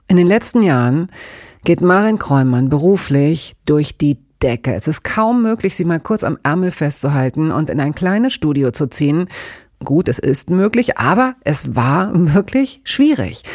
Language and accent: German; Lower Saxony, Germany; ich als Tochter Niedersachsens